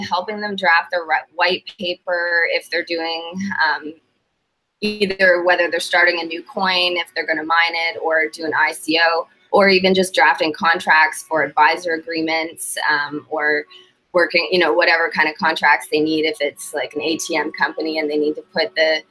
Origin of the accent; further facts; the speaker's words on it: Canada; moved away as an adult; also born or lived in Manitoba / Saskatchewan; now in Florida, United States; I'm from Canada